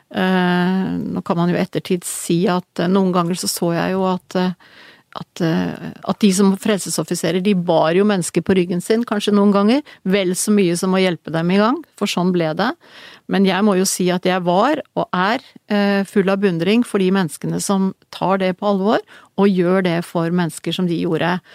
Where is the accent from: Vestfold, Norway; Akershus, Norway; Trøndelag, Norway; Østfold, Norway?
Trøndelag, Norway; Verdalen; also born or lived in Kristiansund; Jeg ble født i Kristiansund fordi min mor var derfra. Eh, og de, hun reiste til Kristiansund da jeg skulle bli født. Da bodde min, mine foreldre i Verdalen.